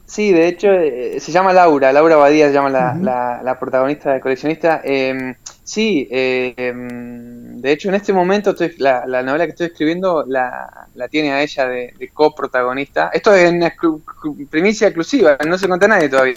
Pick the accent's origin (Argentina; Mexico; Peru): Argentina; Puerto Deseado, Santa Cruz; born or raised there; moved away as an adult; also born or lived in Ezeiza / Comodoro Rivadavia / Australia; now in Barcelona, Spain